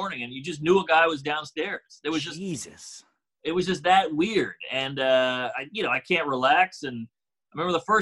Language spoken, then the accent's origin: English; New Orleans, Louisiana, United States; City kid through and through. I grew up in Treme, right outside of the French Quarter